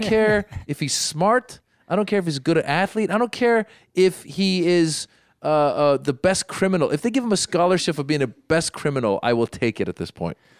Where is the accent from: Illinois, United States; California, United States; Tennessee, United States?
California, United States; Northern; also born or lived in Los Angeles; a couple girls that were, that I grew up with in Northern California